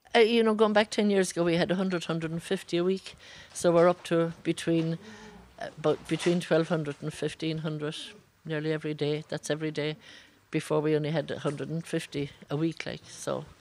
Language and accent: English; Brazil; English is a second language; now in Cork, Ireland; I'm from Brazil